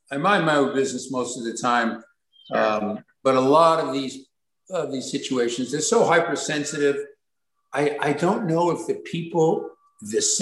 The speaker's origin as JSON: {"language": "English", "town": "Brooklyn", "region": "New York", "country": "United States", "said": "I'm from Brooklyn. I'm from Brooklyn."}